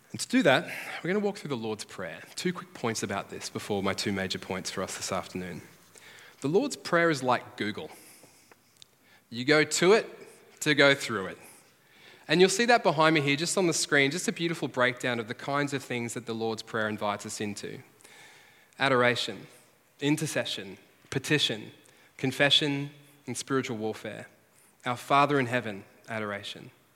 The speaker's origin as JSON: {"language": "English", "town": "Redcliffe", "region": "Queensland", "country": "Australia", "said": "I'm from Redcliffe"}